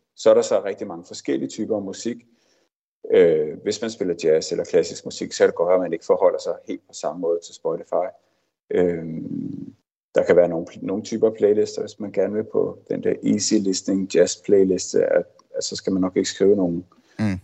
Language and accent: Danish; Denmark